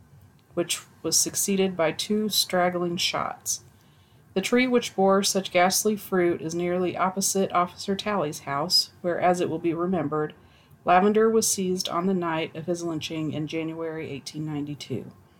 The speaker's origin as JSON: {"language": "English", "country": "Zambia", "tie": "born there", "said": "I was born in Zambia. I was born in Zambia in the late 80s in a village that doesn't exist anymore."}